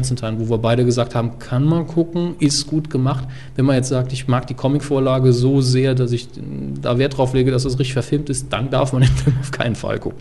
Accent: Saarland, Germany; als Saarländer

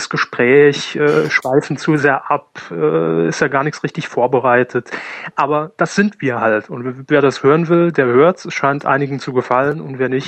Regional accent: Saarbrücken, Saarland, Germany; born there; Gut, Jahrgang 84, auch geboren in Saarbrücken, ähm, wobei kein wirklicher Lokalpatriot.

